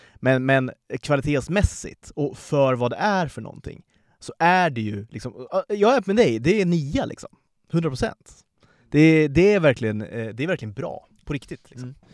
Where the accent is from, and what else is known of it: Sweden